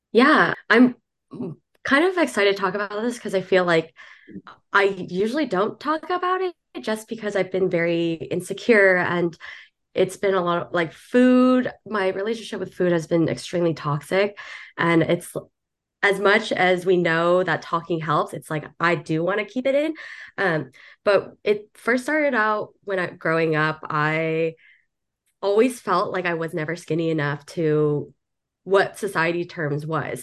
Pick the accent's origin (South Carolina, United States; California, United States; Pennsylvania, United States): California, United States; Southern; now in New York City, United States; originally from Southern California, moved over to New York City